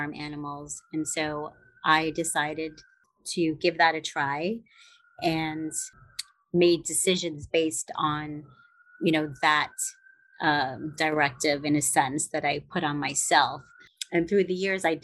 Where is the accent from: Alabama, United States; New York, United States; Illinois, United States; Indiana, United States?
New York, United States; New York City; also born or lived in Upper West Side, Manhattan; I grew up in Brooklyn, and it was a mixed neighborhood